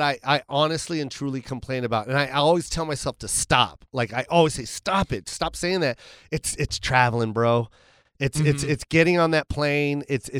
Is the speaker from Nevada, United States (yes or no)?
yes; Las Vegas, Nevada, United States; moved away; I'm from Vegas and I started my stand up out there